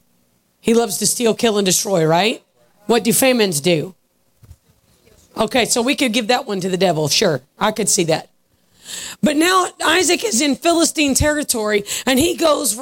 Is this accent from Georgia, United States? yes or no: yes; Georgia, United States; I'm from Georgia.